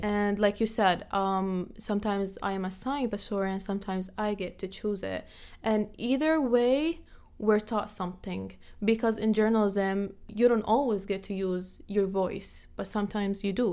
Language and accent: English; Jordan; moved away; also born or lived in Palestine; they immigrated to Jordan, where I was born and raised